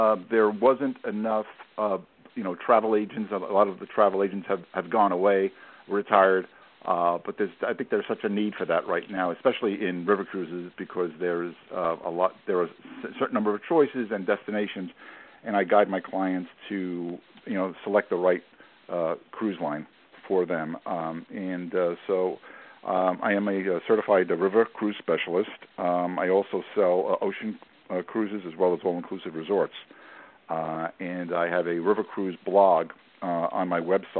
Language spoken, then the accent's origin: English; New York City, New York, United States; I was born and raised in the Bronx